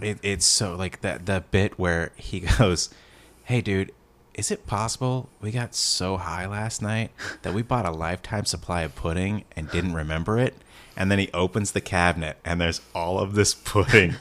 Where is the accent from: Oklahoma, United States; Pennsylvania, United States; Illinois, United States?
Oklahoma, United States; I'm from Oklahoma.